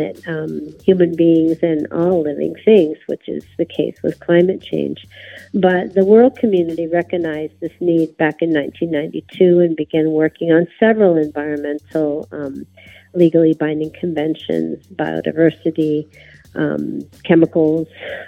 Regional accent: Arizona, United States; also born or lived in Sonora, Mexico; I'm from the Yaqui Nation, and we have the northern part of our nation is in the United States, in Arizona, and the central homeland of our nation is in Sonora, Mexico.

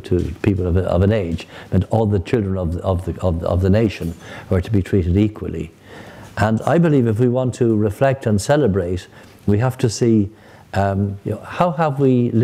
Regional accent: Dublin, Leinster, Ireland; moved away as an adult; also born or lived in Rome, Italy; I grew up in Ballyfermot in the very beginning

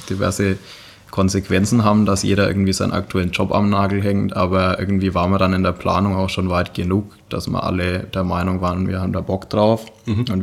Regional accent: Bavaria, Germany; Ja, also ich meine, wir kommen zwar aus der Nähe von Nürnberg

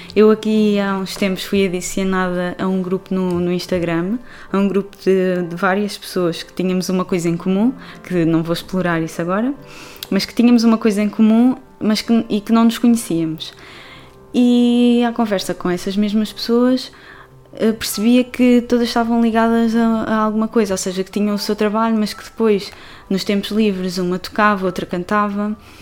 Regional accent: Portugal; now in Barcelona, Spain; eu sou portuguesa, vivo atualmente em Barcelona

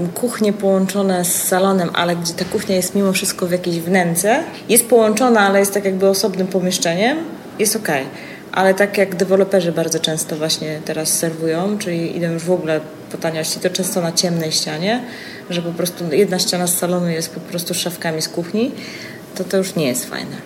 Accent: Gdańsk, Pomeranian Voivodeship, Poland; ja jestem z Gdańska

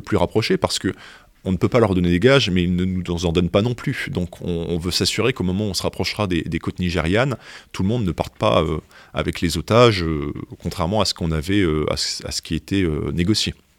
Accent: France; on est français

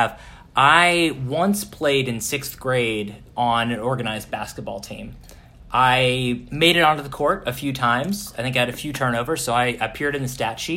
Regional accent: Pittsburgh, Pennsylvania, United States

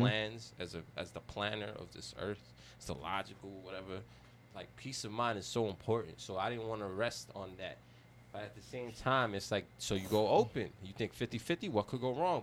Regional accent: New York City, New York, United States; I'm half Chinese, but I grew up in the Bronx

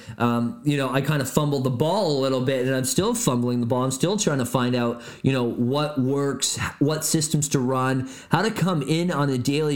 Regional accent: Barrie, Ontario, Canada; moved away as an adult; also born or lived in Edmonton, Alberta; now in Niagara Falls, Canada; my hometown of Barrie Innisfil

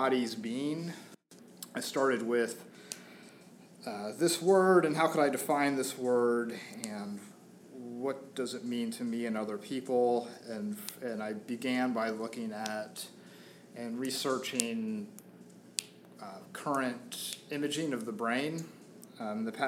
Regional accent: outside of Atlanta, Georgia, United States; moved away as an adult; also born or lived in Portland, Oregon; now in Philadelphia, United States; I grew up outside of Atlanta

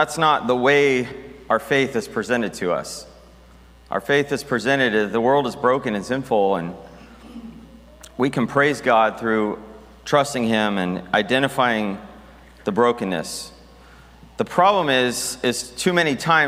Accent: United States; the various Christian traditions I grew up in America

